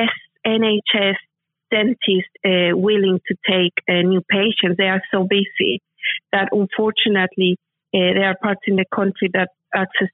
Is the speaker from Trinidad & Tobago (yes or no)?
no; Mexico City, Mexico; now in United Kingdom; I am from Mexico City, and my dad, when we were growing up, we were just a middle class family